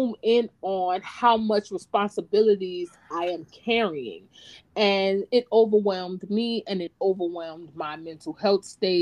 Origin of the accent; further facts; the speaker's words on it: Opelousas, Louisiana, United States; moved away as an adult; now in Texas, United States; we're originally from the South, Louisiana specifically. You can probably hear it in our voices